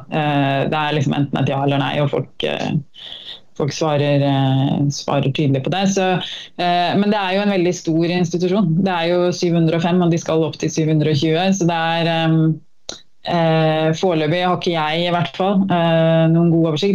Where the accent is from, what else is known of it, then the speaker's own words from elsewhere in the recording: Norway; moved away as an adult; now in Brussels, Belgium; jeg er norsk